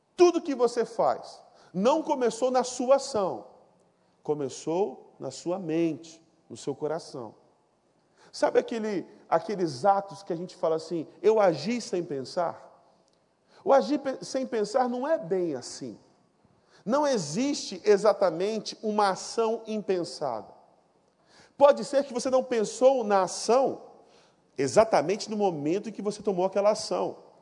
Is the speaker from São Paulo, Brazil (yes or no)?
no; Ariquemes, Rondônia, Brazil; moved away; eu não sou do Rio, eu sou de Rondônia, vocês sabem disso, Rondônia, o estado mais maravilhoso desse país. Eu sou de uma cidade chamada Ariquemes